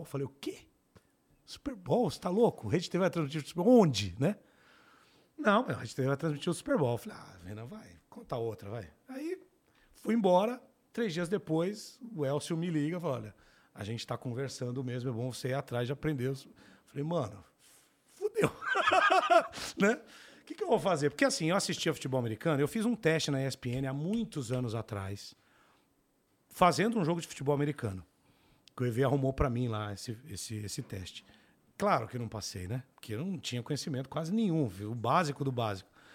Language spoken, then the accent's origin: Portuguese; São Paulo, Brazil; Eu sou do Capão Redondo, né? Cresci lá.